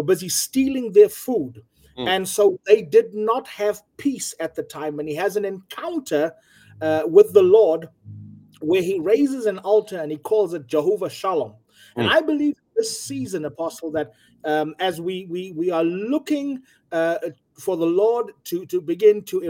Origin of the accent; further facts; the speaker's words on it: South Africa; here in South Africa